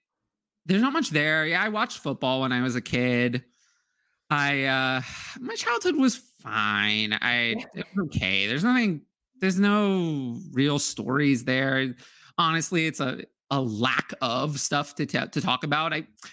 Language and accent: English; New York, United States; I'm from New York